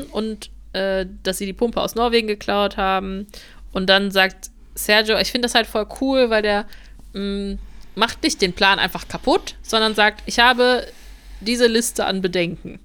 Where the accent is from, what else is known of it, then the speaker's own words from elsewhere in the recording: Germany; wir sind halt auch Deutsche.